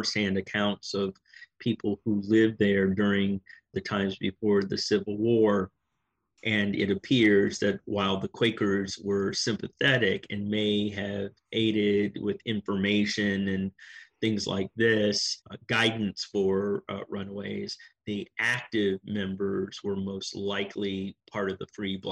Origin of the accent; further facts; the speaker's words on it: Washington, District of Columbia, United States; moved away; also born or lived in Silver Spring, Maryland; I'm from Washington, D.C., born and raised, born at the old Sibley